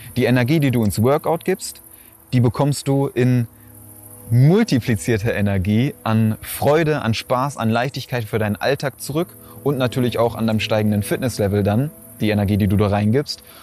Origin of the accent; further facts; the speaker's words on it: Schwerte, North Rhine-Westphalia, Germany; in meiner Heimat, da wo ich herkomme, ist das so ein, so ein Freibad